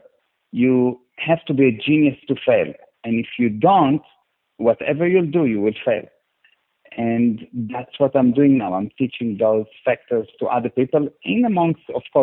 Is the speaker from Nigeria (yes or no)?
no; Israel; now in Cape Town, South Africa; I was born in Israel in a very, very, very small city next to the border